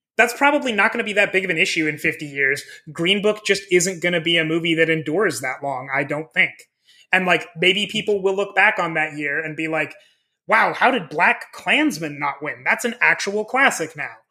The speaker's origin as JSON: {"language": "English", "region": "Midwest", "country": "United States", "tie": "born or raised there", "said": "I grew up in the Midwest, in the States"}